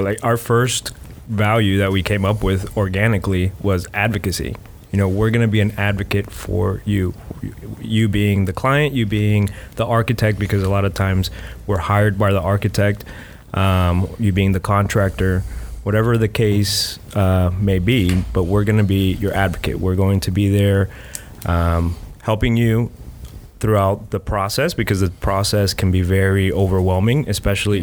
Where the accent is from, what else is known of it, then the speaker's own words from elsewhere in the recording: South Florida, United States; now in Gainesville, United States; I am from South Florida. Uh, I came here for school